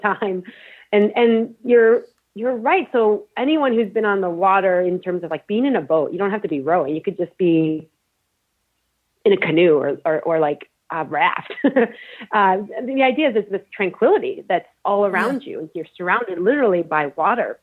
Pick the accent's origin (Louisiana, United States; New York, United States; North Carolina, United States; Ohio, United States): New York, United States; Syracuse; I was raised in the Rust Belt in Syracuse, New York